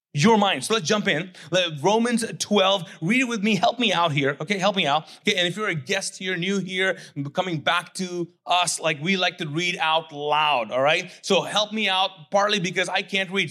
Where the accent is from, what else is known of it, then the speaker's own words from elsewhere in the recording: Kuwait; English is a second language; also born or lived in Pakistan; now in United States; I grew up, uh, born and raised as a Muslim, conservative, Sunni Muslim, Pakistani living in Kuwait, okay? English was not my first language, not my second language